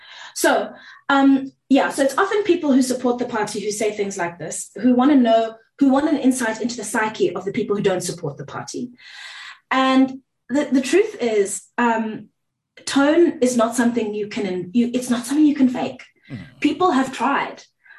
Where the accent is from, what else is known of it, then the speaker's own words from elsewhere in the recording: South Africa; first language Zulu; English is a second language; IsiZulu is my mother tongue, but I'm not going to performatively speak it for you